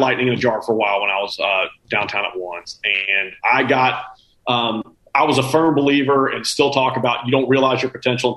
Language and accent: English; Cobb County, Georgia, United States; I grew up in Cobb County when I moved here